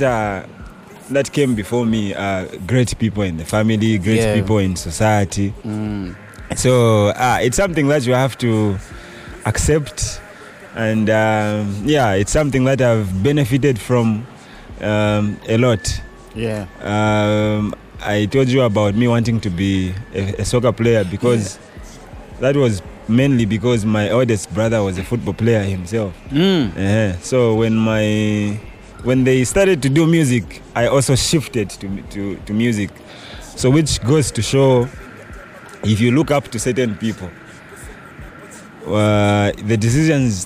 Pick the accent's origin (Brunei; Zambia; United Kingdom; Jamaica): Zambia; Chingola, Copperbelt Province; I come from the Copper Belt, Pachingola, to be specific